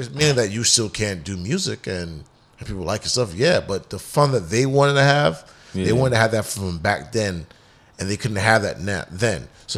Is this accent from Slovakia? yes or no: no; Bahamas; Yo, you know I'm from the Bahamas.